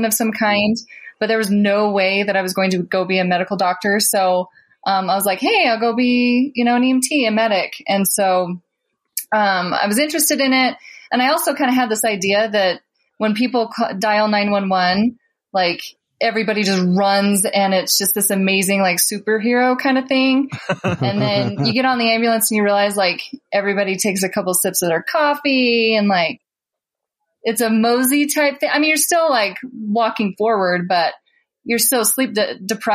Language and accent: English; Kearns, Utah, United States; I grew up in Kearns